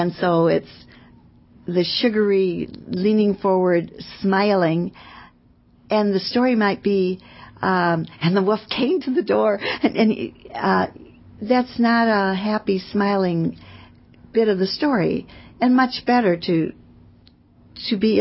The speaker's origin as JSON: {"language": "English", "region": "California", "country": "United States", "said": "I'm from California."}